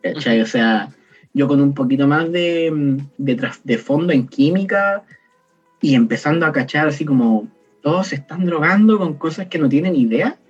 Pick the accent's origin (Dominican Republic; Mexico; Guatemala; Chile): Chile; Temuco, Araucanía; moved away as an adult; also born or lived in Santiago; now in Concepción, Chile; Yo nací en Temuco, pero yo vivo en Conce actualmente estudio en Conce